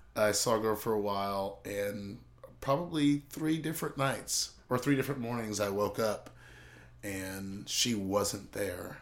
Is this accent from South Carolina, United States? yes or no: yes; Charleston, South Carolina, United States; moved away as an adult; also born or lived in California; I grew up in Charleston, South Carolina.